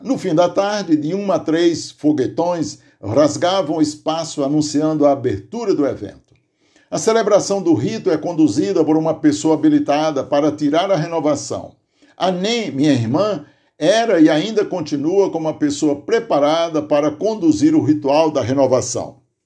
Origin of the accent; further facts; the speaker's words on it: Aurora, Ceará, Brazil; now in Santo André, Brazil; uma das lembranças mais marcantes na minha memória de juventude lá no sítio Tipi, Aurora, Ceará, onde nasci